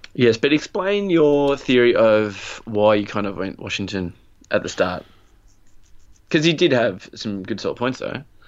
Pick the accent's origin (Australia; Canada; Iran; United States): Australia; we are Australian